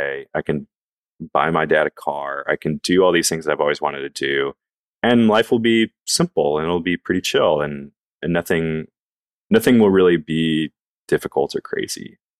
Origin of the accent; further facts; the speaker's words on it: the South, United States; I think especially growing up in the South and being a man and being told like, dude, you're going to have a family.